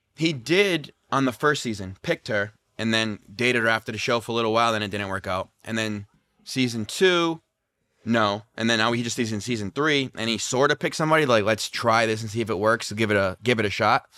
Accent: Rhode Island, United States; now in Las Vegas, United States; I'm from Rhode Island

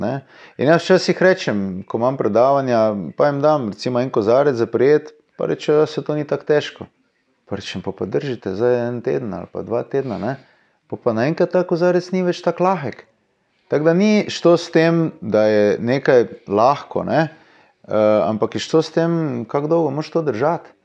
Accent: Slovenia; smo Slovenci

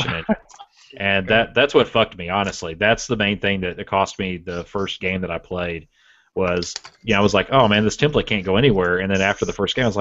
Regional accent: Texas, United States; We are from Texas

